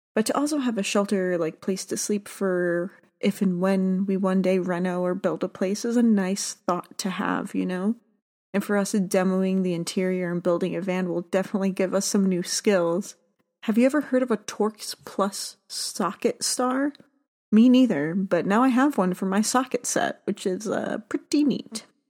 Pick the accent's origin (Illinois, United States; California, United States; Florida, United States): Florida, United States; South; I grew up in South Florida